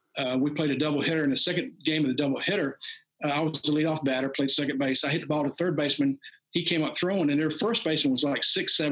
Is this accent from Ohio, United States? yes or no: no; Virginia Beach, Virginia, United States; I grew up down in the Virginia Beach area